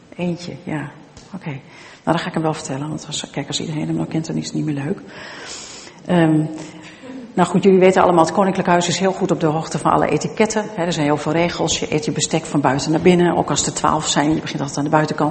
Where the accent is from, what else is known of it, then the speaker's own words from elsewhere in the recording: Twente, Overijssel, Netherlands; Ik ben zelf van Tukken